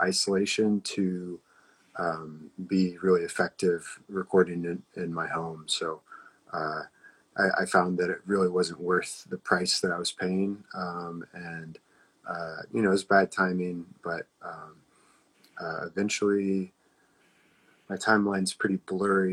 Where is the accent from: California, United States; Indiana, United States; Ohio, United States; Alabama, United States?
Indiana, United States; Columbus; I'm from Columbus, Indiana